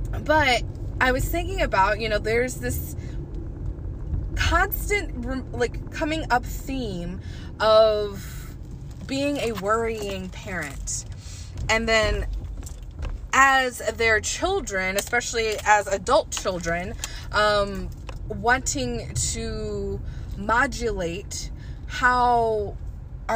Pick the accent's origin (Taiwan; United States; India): United States; the South; I'm from the South